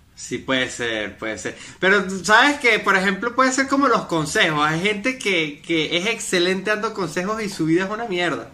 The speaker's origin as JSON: {"language": "Spanish", "country": "Venezuela", "moved": "as an adult", "lives_now": "Medellín, Colombia", "said": "cuando me fui de Venezuela"}